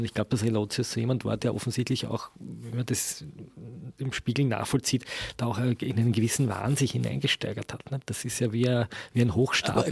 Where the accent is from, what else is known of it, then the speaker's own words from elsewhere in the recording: Austria; bei uns in Österreich